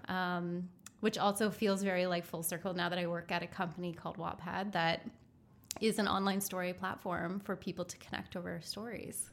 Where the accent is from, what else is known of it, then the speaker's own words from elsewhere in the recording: East Coast, Canada; moved away; growing up on the East Coast, and I love it, Um, and I love going back to visit family there